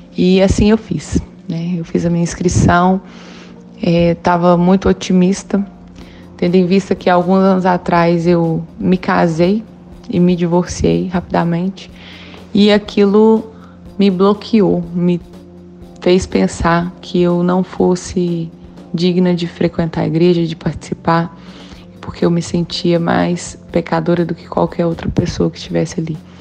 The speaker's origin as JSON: {"language": "Portuguese", "town": "Orizânia", "region": "Minas Gerais", "country": "Brazil", "said": "sou de Orizânia, paróquia São Sebastião"}